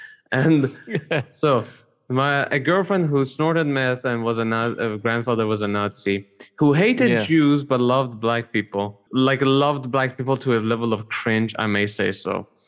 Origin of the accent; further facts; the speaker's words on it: Canada; Look, I am French, okay. But I am white, but I am Canadian.